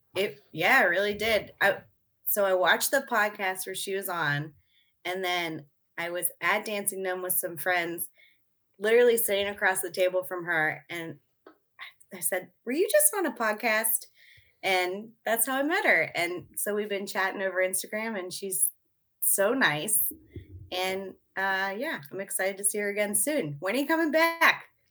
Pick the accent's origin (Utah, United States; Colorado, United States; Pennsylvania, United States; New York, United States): Pennsylvania, United States; Mechanicsburg; I grew up in Mechanicsburg